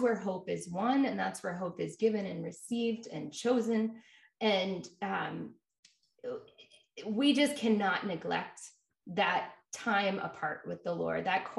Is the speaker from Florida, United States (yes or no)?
yes; Jacksonville, Florida, United States; Jacksonville, Florida.